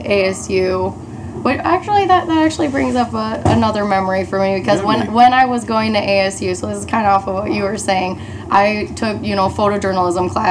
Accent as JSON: {"language": "English", "town": "Queen Creek", "region": "Arizona", "country": "United States", "tie": "born or raised there", "also_born_or_lived": "Chico", "moved": "as an adult", "lives_now": "Los Angeles, United States", "said": "I grew up in Arizona"}